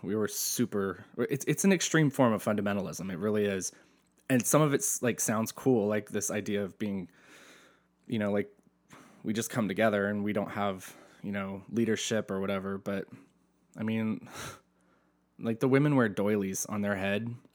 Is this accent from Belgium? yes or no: no; Asheville, North Carolina, United States; now in Southern California, United States; I'm from Asheville, North Carolina. My world was church